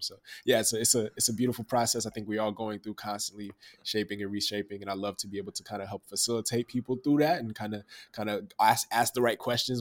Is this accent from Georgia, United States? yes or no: no; Dallas, Texas, United States; I'm from Oak Cliff, Dallas, Texas